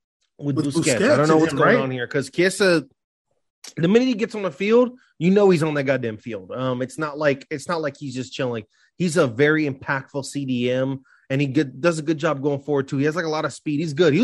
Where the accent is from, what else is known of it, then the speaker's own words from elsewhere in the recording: Leeds, Yorkshire and the Humber, United Kingdom; You know, your boy's from Leeds, as Dana knows. I'm from Leeds. That's my people's.